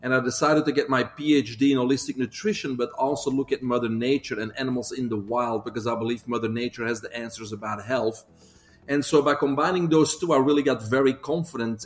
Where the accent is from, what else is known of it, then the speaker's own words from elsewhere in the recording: Belgium; moved away as an adult; also born or lived in Northeast Florida; now in United States; I'm originally from Belgium, but I came here in 1997, so I guess I'm going to keep that accent